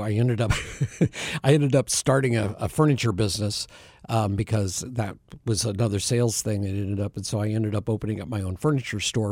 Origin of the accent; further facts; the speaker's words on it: Bend, Oregon, United States; moved away as an adult; now in Phoenix, United States; I was born and raised in Bend, Oregon